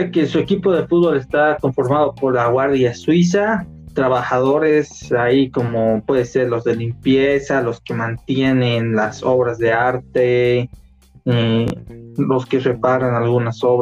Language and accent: Spanish; Bolivia; Y somos youtubers bolivianos, no los oigan, son funestos y estos son sus nombres.